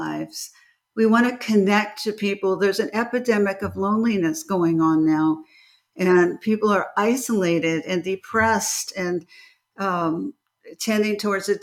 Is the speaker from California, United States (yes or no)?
yes; Beverly Hills, California, United States; as a child, I grew up in Beverly Hills and I was in California